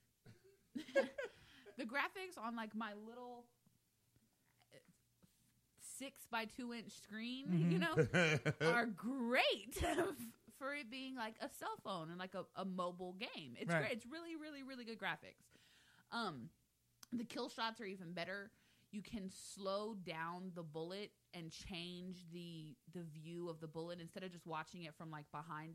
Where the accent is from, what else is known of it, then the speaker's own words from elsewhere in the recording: Texas, United States; I am from Texas